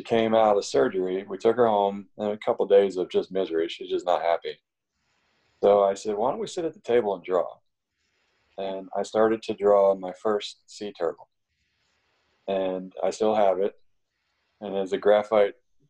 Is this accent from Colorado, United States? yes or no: no; Maryland, United States; moved away; also born or lived in Florida / West Coast; I grew up in Maryland on the Chesapeake Bay.